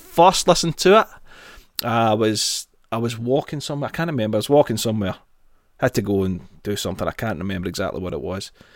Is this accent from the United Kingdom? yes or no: yes; Glasgow, Scotland, United Kingdom; born or raised there